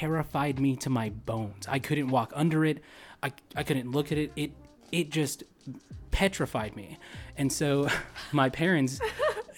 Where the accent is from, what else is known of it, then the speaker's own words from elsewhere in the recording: California, United States; moved away as an adult; we grew up in Cali, so we were the epitome of like season pass holders for Disneyland and Universal